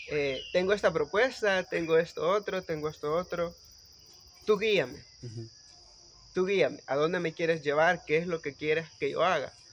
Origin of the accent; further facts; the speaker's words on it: El Salvador; Eh, creé mi propia tecnología, soy científico de la República del Salvador